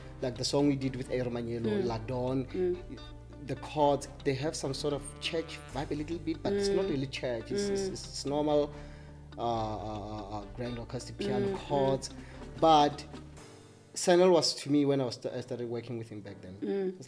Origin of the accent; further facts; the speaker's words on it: Limpopo, South Africa; a lot of us, actually, the DJs from Limpopo, we all passed through University of Limpopo